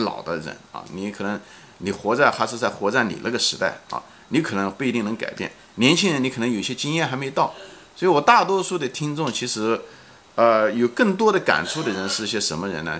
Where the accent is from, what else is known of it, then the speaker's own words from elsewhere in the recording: China; moved away as an adult; now in United States; 童年是在毛泽东时代， 毛时代， 生活很匮乏， 但是呢， 也很快乐地在童年中度过的， 啊，少年青年的时候呢，是在中国改革开放